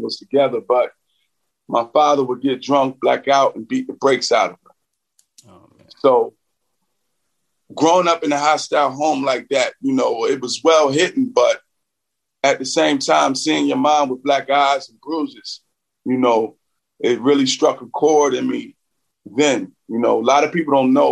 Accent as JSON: {"language": "English", "town": "Philadelphia", "region": "Pennsylvania", "country": "United States", "tie": "born or raised there", "said": "I grew up in West Philly"}